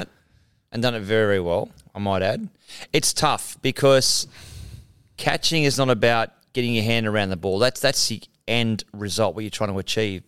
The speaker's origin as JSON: {"language": "English", "town": "Mount Warrigal", "region": "New South Wales", "country": "Australia", "said": "I'm a guy from Mount Warrigal"}